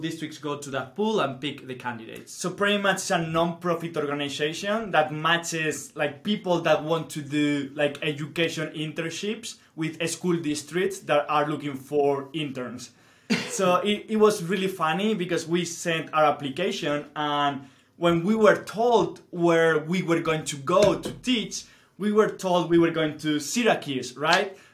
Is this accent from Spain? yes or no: yes; Spain; English is a second language; moved away as an adult; now in Utah, United States; kind of living Europe or living Spain